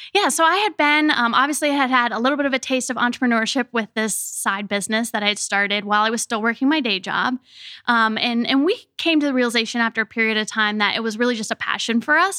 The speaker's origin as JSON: {"language": "English", "town": "Richmond", "region": "Virginia", "country": "United States", "tie": "born or raised there", "said": "I grew up here in Richmond, Virginia"}